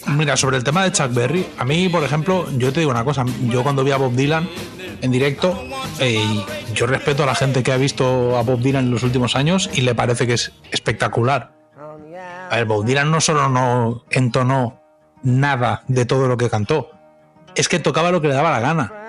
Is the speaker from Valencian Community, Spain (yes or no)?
no; Catalonia, Spain; now in United States